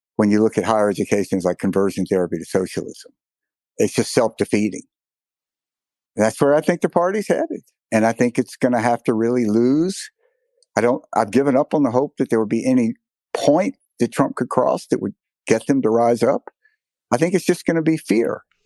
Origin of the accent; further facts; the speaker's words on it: Mississippi, United States; my home state of Mississippi